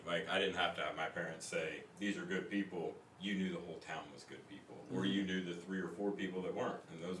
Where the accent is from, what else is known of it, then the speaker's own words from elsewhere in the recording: Mount Airy, North Carolina, United States; now in Jacksonville, United States; I'm from Mayberry, technically.